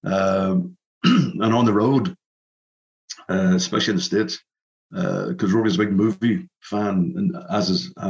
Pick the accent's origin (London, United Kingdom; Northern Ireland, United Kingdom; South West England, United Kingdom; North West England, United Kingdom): Northern Ireland, United Kingdom; Belfast; Belfast, obviously in my hometown